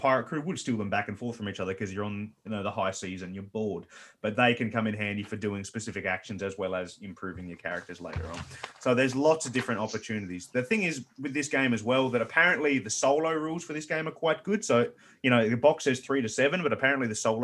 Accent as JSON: {"language": "English", "region": "Tasmania", "country": "Australia", "said": "we're from this other little country called Tasmania"}